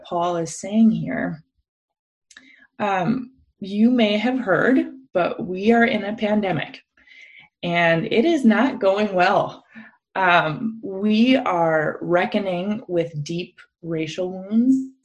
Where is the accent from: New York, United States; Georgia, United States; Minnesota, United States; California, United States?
Minnesota, United States; I grew up in Minnesota in a predominantly white evangelical church context